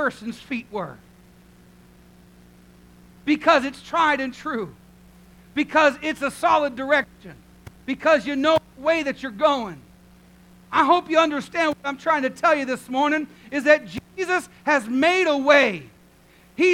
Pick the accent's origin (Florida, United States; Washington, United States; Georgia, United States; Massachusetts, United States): Florida, United States; Sarasota; moved away as an adult; also born or lived in British Columbia, Canada; I grew up here in Sarasota.